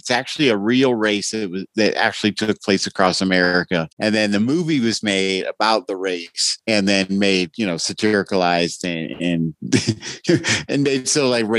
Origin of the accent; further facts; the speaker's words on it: Indiana, United States; I'm from Indiana.